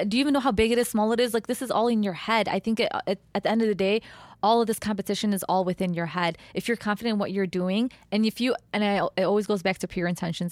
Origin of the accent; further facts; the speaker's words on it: Chicago, Illinois, United States; Yes, we're from Chicago